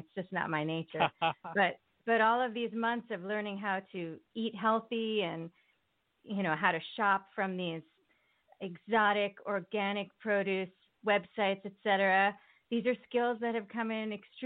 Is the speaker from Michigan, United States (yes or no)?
no; Connecticut, United States; moved away as an adult; also born or lived in Port Chester, New York / California; now in New York City, United States; I did grow up in the New York area. I was born in Port Chester, New York, and I lived in various parts of Connecticut.